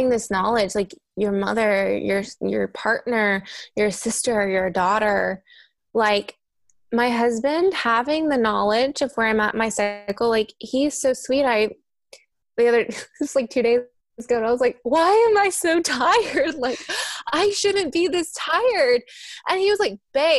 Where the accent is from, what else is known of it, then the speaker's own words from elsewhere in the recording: Kentucky, United States; moved away; I'm from Kentucky originally. Sometimes my accent comes out